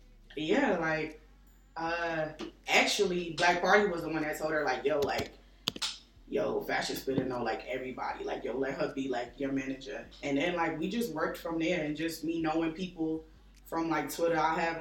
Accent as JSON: {"language": "English", "region": "New York", "country": "United States", "said": "I'm originally from New York."}